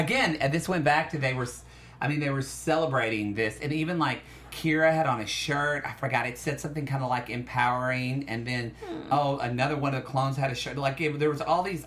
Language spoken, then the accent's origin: English; Oklahoma, United States; I am from Oklahoma